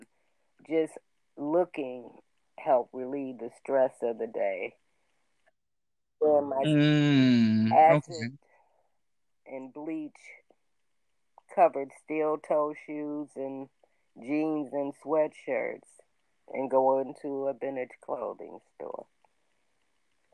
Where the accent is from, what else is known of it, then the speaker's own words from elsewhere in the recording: Buffalo, New York, United States; I was raised in Buffalo, New York, which is only 90 miles from Toronto